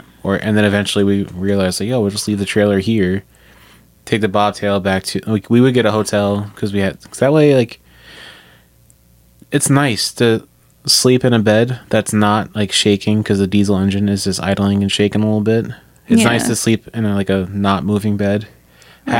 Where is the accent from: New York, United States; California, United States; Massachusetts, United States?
New York, United States; I'm from New York